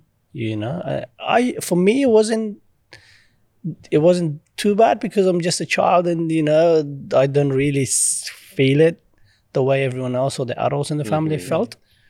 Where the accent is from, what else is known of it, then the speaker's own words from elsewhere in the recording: Pakistan; obviously growing up in Pakistan and the family, you know, as undocumented refugees, I guess, because you just cross the border and you're just running for your life.